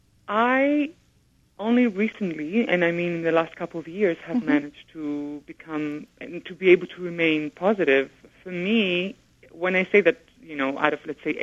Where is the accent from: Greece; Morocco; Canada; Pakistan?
Greece; moved away; also born or lived in England; to be growing up in Greece